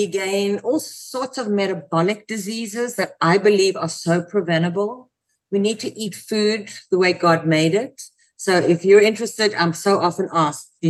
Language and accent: English; South Africa; now in United States; I come from South Africa, and I came to the States